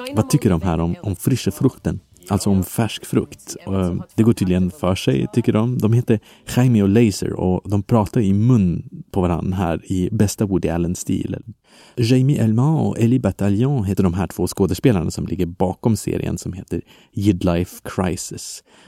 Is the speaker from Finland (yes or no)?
no; Belgium; now in Sweden; I mitt hemland Belgien